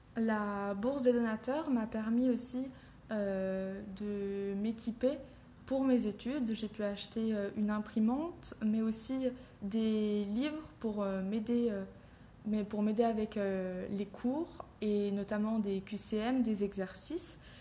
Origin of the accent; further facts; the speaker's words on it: Beaune, Bourgogne-Franche-Comté, France; moved away as an adult; now in Strasbourg, France; je viens de Côte d'Or, de Beaune plus précisément, et je suis venue à l'université de Strasbourg pour la faculté de chirurgie dentaire